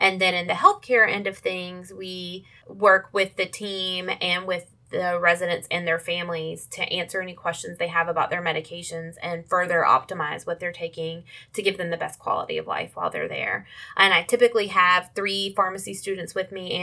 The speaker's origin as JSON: {"language": "English", "region": "Alabama", "country": "United States", "tie": "born or raised there", "also_born_or_lived": "Durham, North Carolina", "moved": "yes", "said": "I grew up in Alabama"}